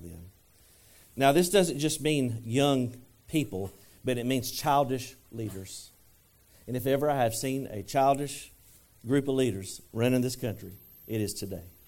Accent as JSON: {"language": "English", "country": "United States", "said": "I'm American"}